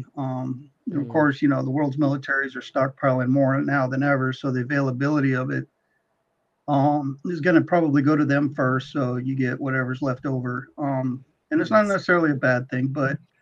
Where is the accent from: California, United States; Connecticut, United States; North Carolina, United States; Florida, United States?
California, United States; when I was growing up in California